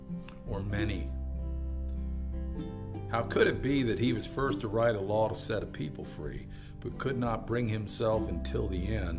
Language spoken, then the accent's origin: English; Melbourne, Florida, United States; I've been teaching and coaching down here in my hometown of Melbourne, Florida